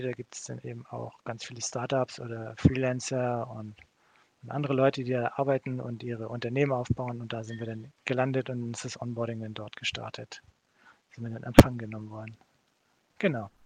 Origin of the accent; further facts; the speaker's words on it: Kiel, Schleswig-Holstein, Germany; moved away as an adult; also born or lived in Switzerland; komme ich eigentlich aus Kiel von der Werft